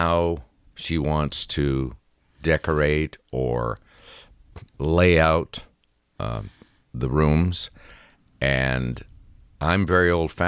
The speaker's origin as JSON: {"language": "English", "town": "Sudbury", "region": "Ontario", "country": "Canada", "tie": "born or raised there", "also_born_or_lived": "Toronto", "moved": "as an adult", "said": "Sudbury, my hometown"}